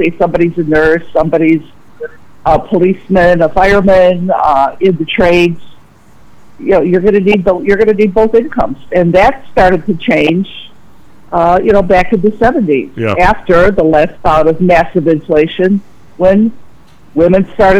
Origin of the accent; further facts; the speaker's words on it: Orland, United States; And Orland has thrived. It's been a great place to live, so I'll give a plug for my hometown here.